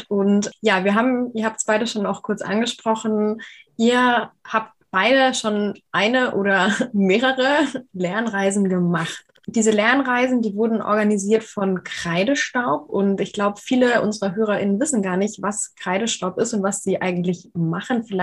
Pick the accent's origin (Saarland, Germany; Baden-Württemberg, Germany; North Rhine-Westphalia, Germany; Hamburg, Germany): Hamburg, Germany; moved away as an adult; also born or lived in Innsbruck; now in Tübingen, Germany; 24 Jahre alt. Ich komme ursprünglich aus Hamburg